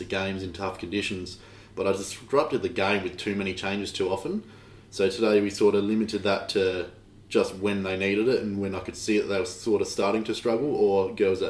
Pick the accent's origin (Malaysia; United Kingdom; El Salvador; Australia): Australia; Adelaide, South Australia; I'm from Adelaide, South Australia, and I've been coaching junior boys